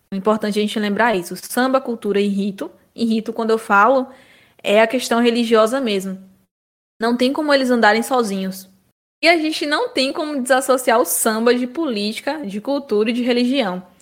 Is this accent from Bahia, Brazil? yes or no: yes; Bahia, Brazil; Somos da Bahia, em maior parte, mas nascemos de uma universidade na Bahia, né?